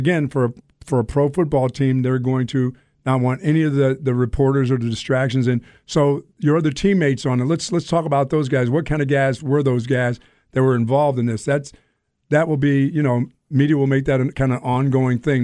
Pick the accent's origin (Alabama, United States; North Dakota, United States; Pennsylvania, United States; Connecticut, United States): Pennsylvania, United States; now in Texas, United States; where I grew up in Pennsylvania